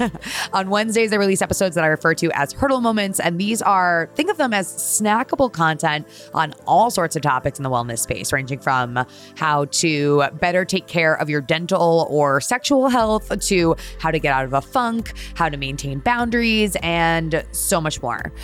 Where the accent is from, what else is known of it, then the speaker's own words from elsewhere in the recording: Connecticut, United States; moved away as an adult; also born or lived in New York; now in Brooklyn, New York, United States; Born and raised in Connecticut, I have lived in New York for eleven years now